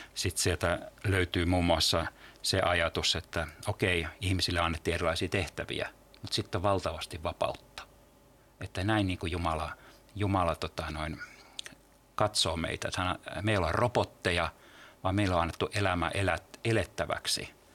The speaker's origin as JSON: {"language": "Finnish", "town": "Turku", "region": "Southwest Finland", "country": "Finland", "tie": "born or raised there", "said": "mä oon Turusta kotoisin"}